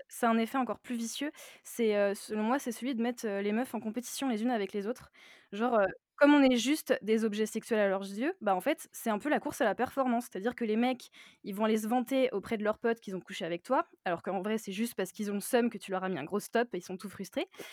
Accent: Nantes, Pays de la Loire, France; j'ai 29 ans, je suis de Nantes

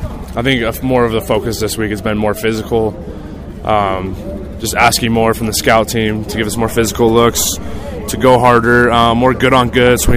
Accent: Utah, United States; even though I'm from Utah County.

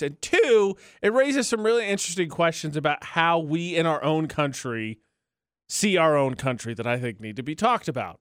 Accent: Midwest, United States; moved away as an adult; now in Utah, United States; I am from the Midwest

